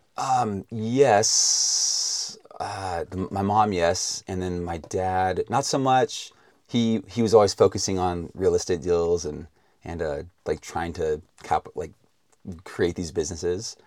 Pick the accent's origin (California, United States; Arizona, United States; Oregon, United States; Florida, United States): California, United States; Vacaville; also born or lived in Texas; I grew up mostly in a little town between San Francisco and Sacramento called Vacaville